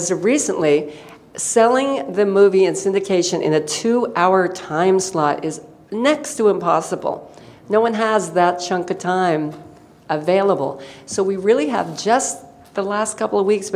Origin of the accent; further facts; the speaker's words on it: Colorado Springs, Colorado, United States; also born or lived in Randolph, Kansas / Manhattan, Kansas; 7 to 17, I was in Colorado